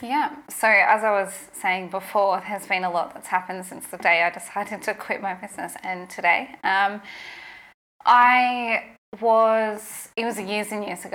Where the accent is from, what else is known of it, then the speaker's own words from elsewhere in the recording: Toowoomba, Queensland, Australia; moved away as an adult; also born or lived in Brisbane; I'd moved from Toowoomba to Brisbane. This is in Queensland, my hometown.